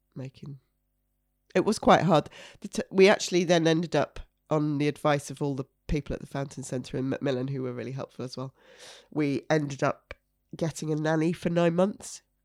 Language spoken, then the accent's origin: English; York, Yorkshire and the Humber, United Kingdom; moved away; I'm from York originally